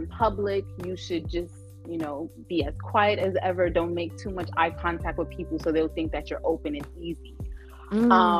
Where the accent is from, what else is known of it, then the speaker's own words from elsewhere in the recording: New York City, New York, United States; moved away as an adult; also born or lived in Mount Vernon, New York; now in Georgia, United States; specifically, I am from the Bronx, South Bronx, and I moved to Mount Vernon when I was a teenager, and I live in Georgia now